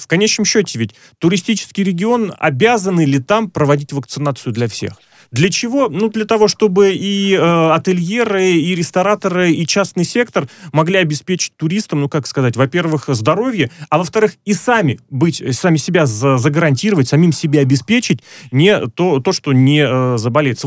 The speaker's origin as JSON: {"language": "Russian", "region": "Moscow", "country": "Russia", "said": "я москвич"}